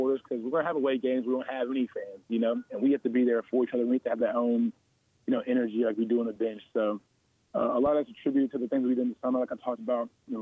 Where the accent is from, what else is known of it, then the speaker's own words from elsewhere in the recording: Georgia, United States; I'm from the Georgia area